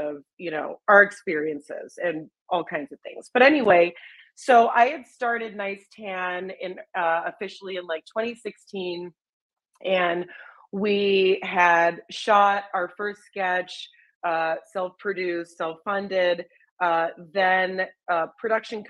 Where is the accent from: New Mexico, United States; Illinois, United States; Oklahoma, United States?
Illinois, United States; Chicago; growing up in Chicago, there's obviously Second City kids shows